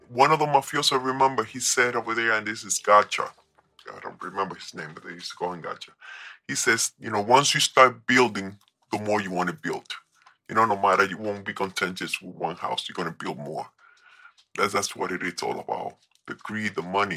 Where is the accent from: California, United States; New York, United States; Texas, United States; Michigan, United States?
New York, United States; moved away as an adult; also born or lived in Colombia; I was raised in New York